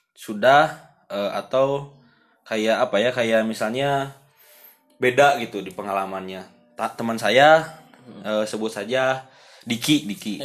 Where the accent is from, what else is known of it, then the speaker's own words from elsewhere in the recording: Padalarang, West Java, Indonesia; Saya kan berasal dari Padalarang